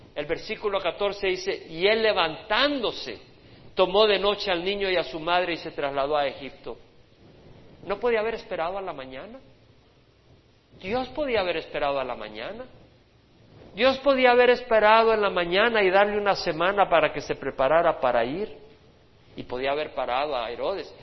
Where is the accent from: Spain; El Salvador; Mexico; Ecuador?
El Salvador; moved away; cuando yo pienso en mi país, en mi país, en mis días